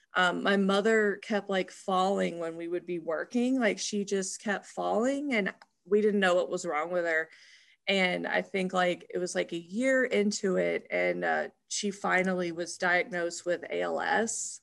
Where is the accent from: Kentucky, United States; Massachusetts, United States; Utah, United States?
Kentucky, United States; Louisville; also born or lived in Memphis, Tennessee; we actually moved to Louisville, Kentucky